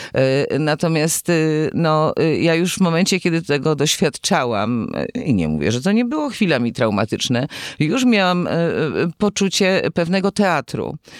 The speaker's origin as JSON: {"language": "Polish", "town": "Gliwice", "region": "Silesian Voivodeship", "country": "Poland", "tie": "born or raised there", "moved": "as an adult", "lives_now": "Kraków, Poland", "said": "urodziłam się w Gliwicach i w Krakowie jestem no długo już. Przyjechałam tu na studia i, i zostałam"}